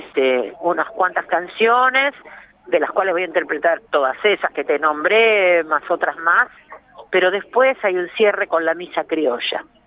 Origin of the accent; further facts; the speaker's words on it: Buenos Aires, Argentina; en Barracas, que pleno barrio porteño